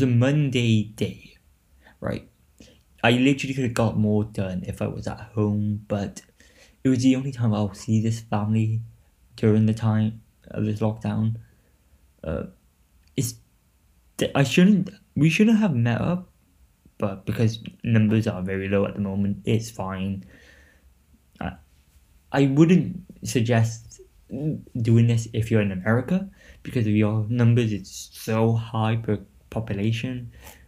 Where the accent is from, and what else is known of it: Newport, Wales, United Kingdom